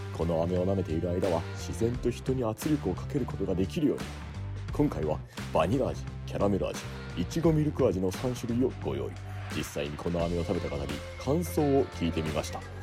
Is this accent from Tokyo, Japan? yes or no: no; Honjō, Saitama, Japan; moved away; 地元のね、ケーブルテレビ本庄ケーブルテレビで落語を